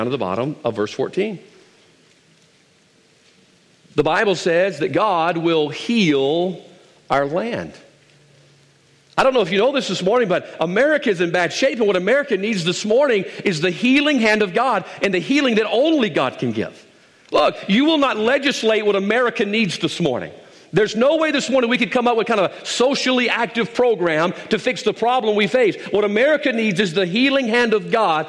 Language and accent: English; South Mississippi, United States; I'm from South Mississippi